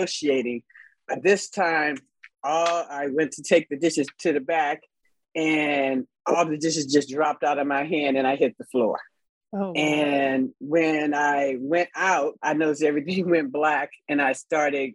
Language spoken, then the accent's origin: English; Los Angeles, California, United States; I grew up in South Central Los Angeles